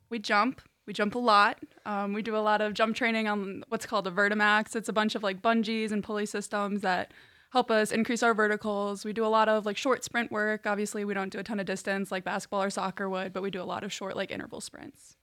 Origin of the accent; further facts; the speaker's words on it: Chicago, Illinois, United States; moved away as an adult; now in Hillsdale, United States; I'm from the northwest suburbs of Chicago and Illinois